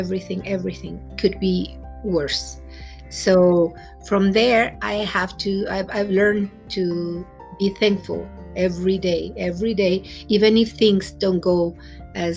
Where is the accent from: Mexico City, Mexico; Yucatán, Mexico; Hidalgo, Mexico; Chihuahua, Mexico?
Mexico City, Mexico; English is a second language; moved away; I'm from Mexico City, and I'm a Mexican